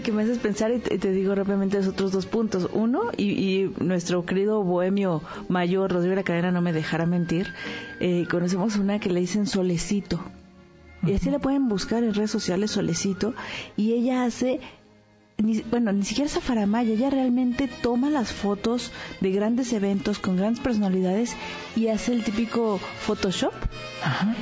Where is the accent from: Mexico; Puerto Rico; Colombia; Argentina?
Mexico; como mexicanos